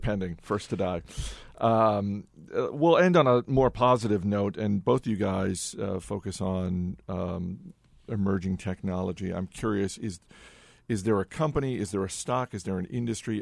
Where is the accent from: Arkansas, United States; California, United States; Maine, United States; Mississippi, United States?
Maine, United States; I grew up in Maine